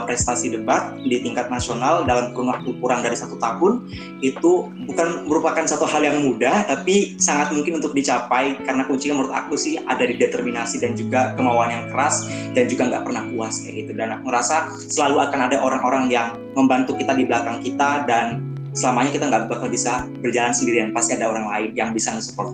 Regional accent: Samarinda, East Kalimantan, Indonesia; karena kebetulan aku anak rantau dari kota Samarinda Kalimantan Timur dan itu benar-benar jadi tantangan tersendiri bagi aku

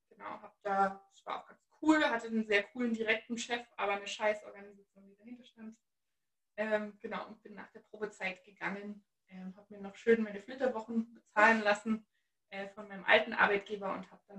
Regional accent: Halle, Saxony-Anhalt, Germany; Ich bin richtig gebürtiger Ossi. Ähm, ich komme aus Halle an der Saale

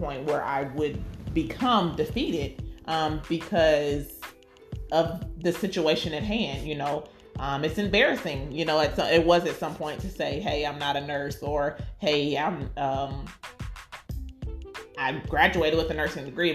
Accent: United States; we're Black and we are African American

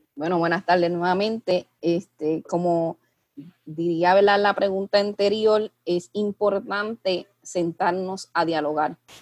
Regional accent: Puerto Rico; mirarnos como, como puertorriqueños

